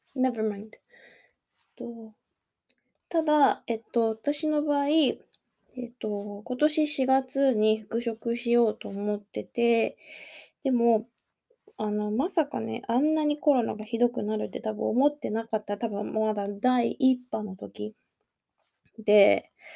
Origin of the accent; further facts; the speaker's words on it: Kanagawa, Japan; accent: standard Japanese; moved away as an adult; now in Osaka, Japan; もともと神奈川県の出身なので、本当に標準語とかしか喋れない。